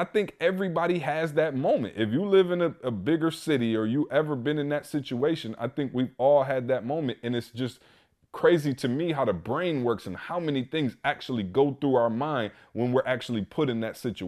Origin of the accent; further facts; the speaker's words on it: Lansing, Michigan, United States; now in Atlanta, United States; when I came from Lansing, and I'll be honest, Lansing just got panhandlers